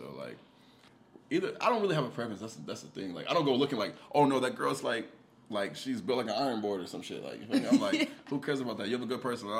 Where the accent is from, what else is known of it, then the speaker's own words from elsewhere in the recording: the South, United States; I'm from the South. That's all, like, you know, everybody got personality, so.